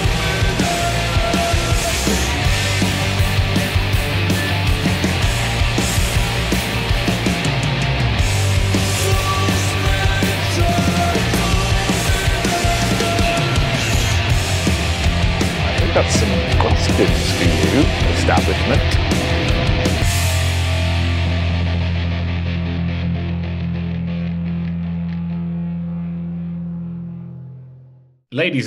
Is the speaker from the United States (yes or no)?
no; England, United Kingdom; I'm just an English millennial who started making videos